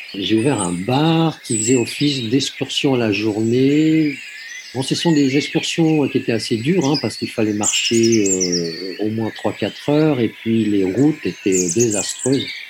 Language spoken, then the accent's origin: French; Switzerland; moved away as an adult; also born or lived in France; now in Cambodia; je suis né en Suisse, j'ai grandi en Suisse